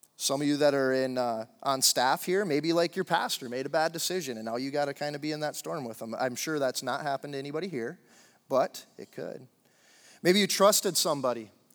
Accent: Upper Peninsula of Michigan, United States; moved away as an adult; also born or lived in Central Florida; I I grew up in Upper Michigan, the U P, um, in a small town, twenty-five hundred people

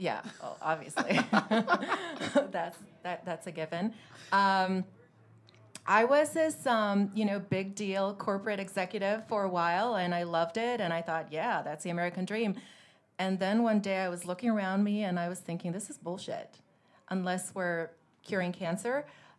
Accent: Rome, Lazio, Italy; also born or lived in Milan / Paris; Yes, I grew up in Rome for many years, my teenage years. Before that, I was in Milan. I lived in Paris.

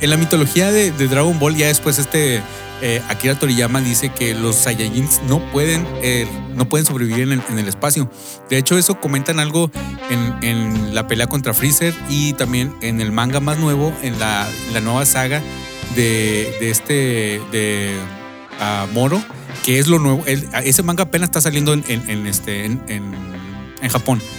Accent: Mexico; nosotros que somos mexicanos

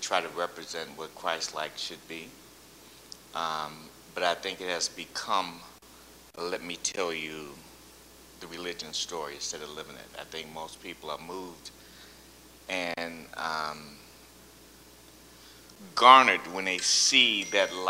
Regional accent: Chicago, Illinois, United States; now in Detroit, United States; Originally Chicago, living in Detroit the last 35 years.

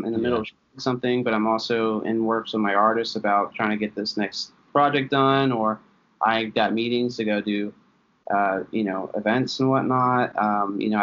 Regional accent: Tennessee, United States; also born or lived in Philadelphia, Pennsylvania; I'm originally from Philadelphia. I was born there. Lived there for a little while, but I moved down to Tennessee when I was younger. And I was essentially raised mostly in Tennessee. And about an hour and a half outside of Knoxville.

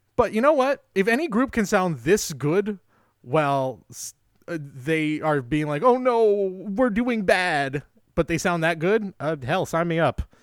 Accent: San Jose, California, United States

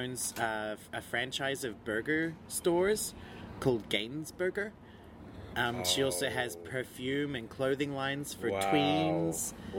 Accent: Australia; I'm Australian.

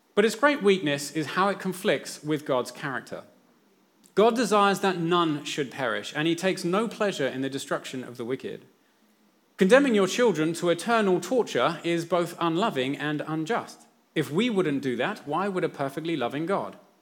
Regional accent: England, United Kingdom; now in New Zealand; when I was growing up in England

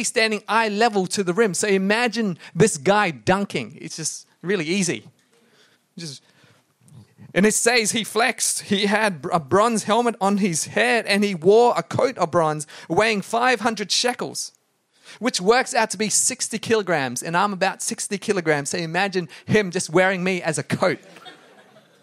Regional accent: Brisbane, Queensland, Australia; Inala. That's where I grew up in Brisbane

